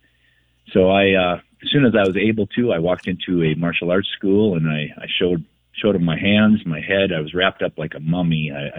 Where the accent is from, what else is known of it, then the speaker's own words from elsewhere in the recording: Minneapolis, Minnesota, United States; Grew up in South Minneapolis in the hood.